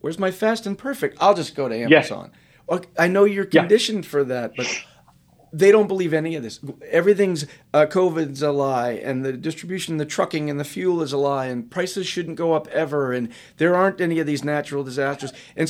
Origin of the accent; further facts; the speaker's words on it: New England, United States; I'm from New England.